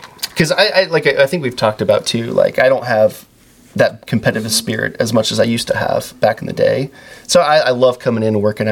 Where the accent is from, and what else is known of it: central Illinois, United States; born or raised there; moved away as an adult; also born or lived in San Diego / Virginia Beach; now in Austin, United States